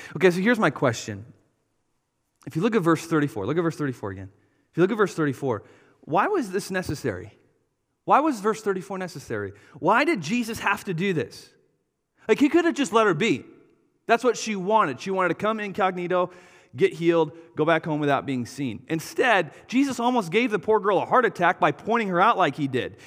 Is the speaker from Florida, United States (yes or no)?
no; Wisconsin, United States; we're from Wisconsin.